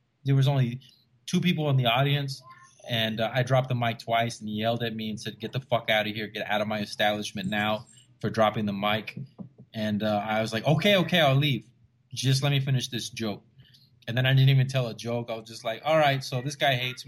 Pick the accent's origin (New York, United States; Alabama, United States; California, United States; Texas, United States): Texas, United States; Rio Grande Valley; moved away as an adult; also born or lived in San Marcos, Texas; now in San Antonio, United States; I'm originally from the Rio Grande Valley. For those of you who don't know where that's it's the bottom four counties of Texas